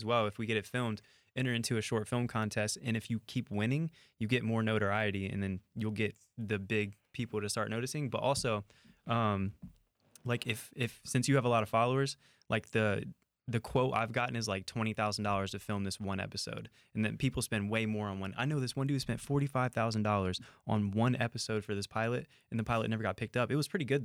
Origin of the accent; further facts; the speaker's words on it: Ohio, United States; Yeah, I'm from here. I'm from the West Side.